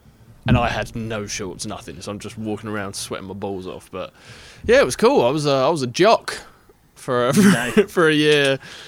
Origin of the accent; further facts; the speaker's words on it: England, United Kingdom; also born or lived in Ohio; I'm from England.